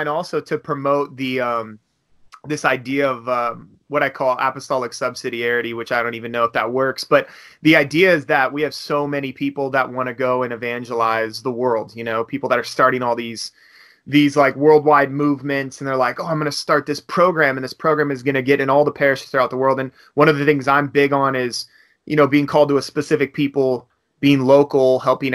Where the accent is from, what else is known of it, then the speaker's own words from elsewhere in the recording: Los Angeles, California, United States; also born or lived in Bakersfield; I grew up in Los Angeles, went to a Catholic school